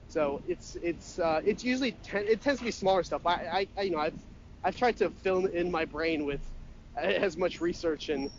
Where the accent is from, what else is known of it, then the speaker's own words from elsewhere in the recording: Brookline, Massachusetts, United States; I grew up in Brookline, Massachusetts, right outside the city